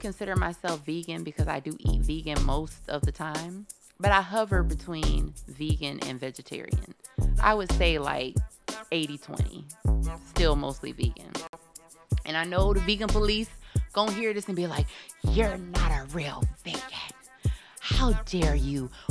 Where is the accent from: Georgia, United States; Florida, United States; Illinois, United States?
Florida, United States; Cocoa; my hometown area, because I'm from Cocoa, but Melbourne is like 20 minutes away from Cocoa